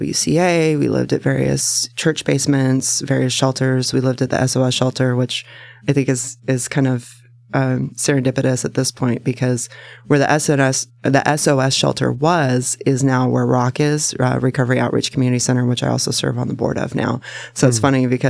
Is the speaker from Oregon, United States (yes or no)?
yes; Salem, Oregon, United States; also born or lived in Tacoma, Washington; I was born in Tacoma, but I was raised in Salem.